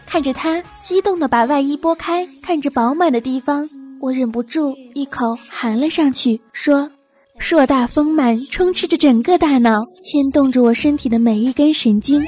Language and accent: Chinese; Northeast China, China; 我是个东北人